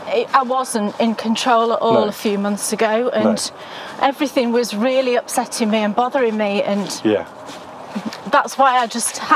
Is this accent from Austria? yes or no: no; United Kingdom; I'm British.